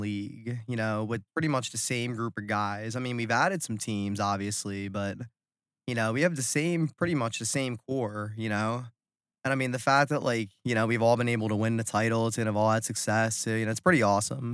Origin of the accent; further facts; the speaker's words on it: New Jersey, United States; South Jersey